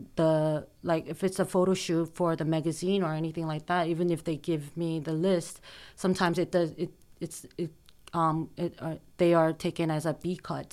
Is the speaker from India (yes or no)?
no; South Korea; also born or lived in United States; I was born in the States, but I grew up in Korea.